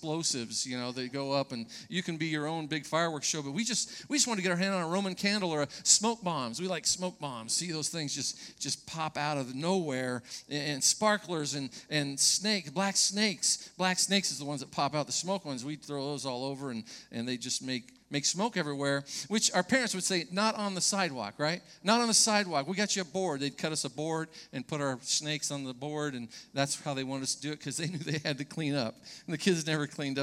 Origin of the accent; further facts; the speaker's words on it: Orange County, California, United States; As a young person growing up in Orange County